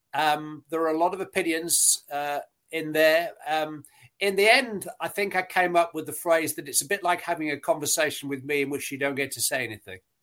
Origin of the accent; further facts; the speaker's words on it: Bury, North West England, United Kingdom; moved away as an adult; also born or lived in Nottingham; I grew up in Bury